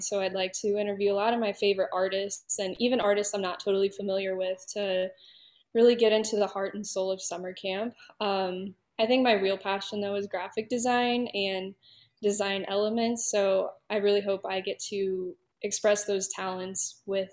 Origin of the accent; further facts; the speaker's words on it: St. Louis, Missouri, United States; I'm from the St. Louis area